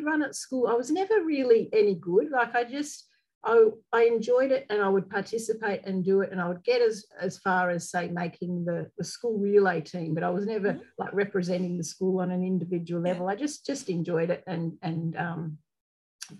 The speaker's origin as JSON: {"language": "English", "town": "Melbourne", "region": "Victoria", "country": "Australia", "tie": "born or raised there", "also_born_or_lived": "England", "moved": "as an adult", "lives_now": "Tasmania, Australia", "said": "I was born in England. My father was from England and came over to Melbourne when I was two, and grew up in Melbourne"}